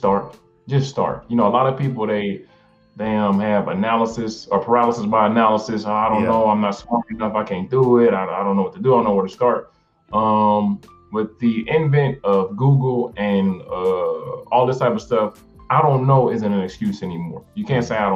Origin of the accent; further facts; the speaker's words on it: Detroit, Michigan, United States; I'm from Detroit